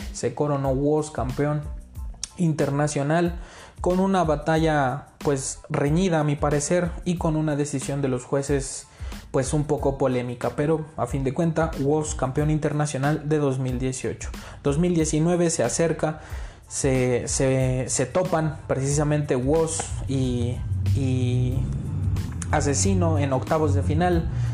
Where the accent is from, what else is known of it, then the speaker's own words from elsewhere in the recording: Mexico; soy mexicano